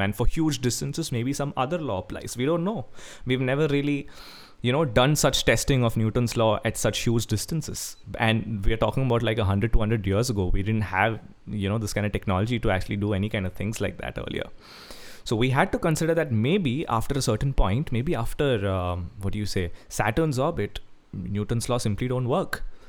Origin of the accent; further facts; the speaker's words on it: Kerala, India; I'm a guy from Kerala